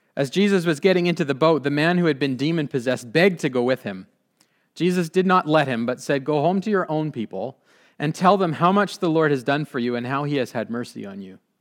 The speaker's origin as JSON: {"language": "English", "town": "Abbotsford", "region": "British Columbia", "country": "Canada", "tie": "born or raised there", "said": "I grew up in the Mennonite Brethren Church, this church"}